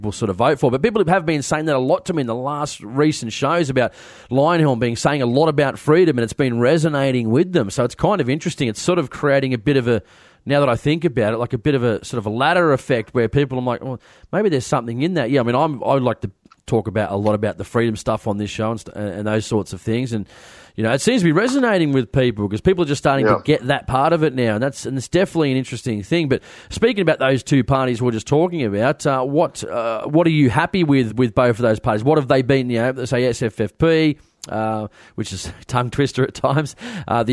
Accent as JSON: {"language": "English", "town": "Sydney", "region": "New South Wales", "country": "Australia", "tie": "born or raised there", "said": "I grew up in Western Sydney, which was a hardcore sort of Labor area."}